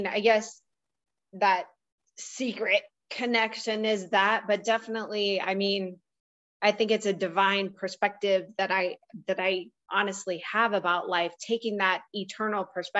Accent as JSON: {"language": "English", "town": "Columbus", "region": "Ohio", "country": "United States", "tie": "born or raised there", "said": "I grew up in Columbus, Ohio, with a dad who was a professor at the Ohio State University"}